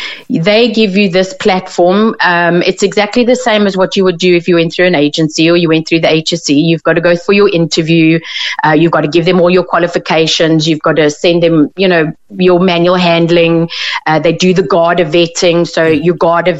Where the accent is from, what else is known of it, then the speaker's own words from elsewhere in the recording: South Africa; moved away as an adult; now in Ireland; I come from South Africa, I've been here about 4 years